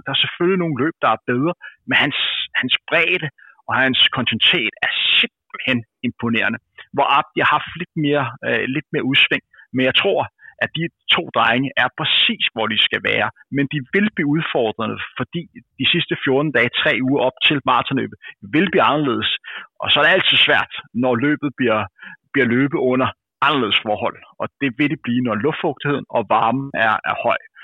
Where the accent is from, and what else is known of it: Denmark